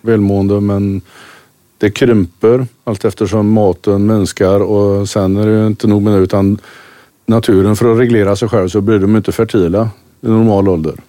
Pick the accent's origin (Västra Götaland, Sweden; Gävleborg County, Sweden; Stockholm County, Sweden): Västra Götaland, Sweden; Kungshamn; jag bor strax utanför Kungshamn